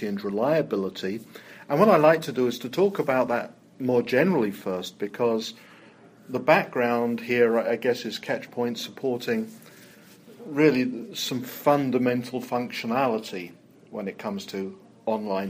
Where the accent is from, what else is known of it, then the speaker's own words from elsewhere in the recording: England, United Kingdom; accent: English; my English accent